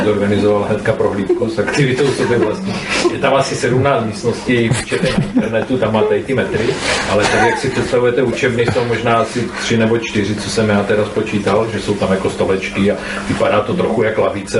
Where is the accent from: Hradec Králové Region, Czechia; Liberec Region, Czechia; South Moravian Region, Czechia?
South Moravian Region, Czechia; near Brno; já jsem od Brna